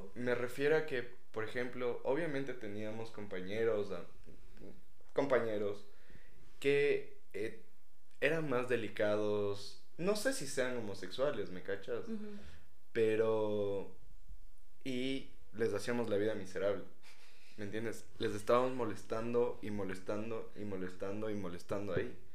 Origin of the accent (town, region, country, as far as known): Ecuador